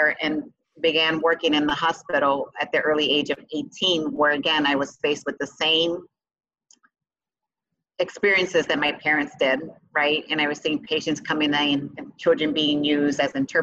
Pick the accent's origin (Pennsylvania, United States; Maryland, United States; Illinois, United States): Illinois, United States; Chicago; first language Spanish; English is a second language; also born or lived in Puerto Rico; born and raised in Chicago, did have the opportunity to live a few years in Puerto Rico